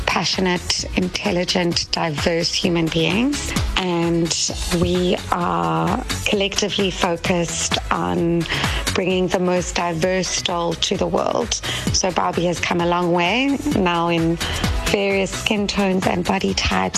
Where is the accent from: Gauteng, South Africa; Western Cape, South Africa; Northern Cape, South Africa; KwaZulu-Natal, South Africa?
Gauteng, South Africa; Pretoria; moved away as an adult; also born or lived in Cape Town, South Africa / Durban, South Africa; now in Los Angeles, United States; Growing up in Pretoria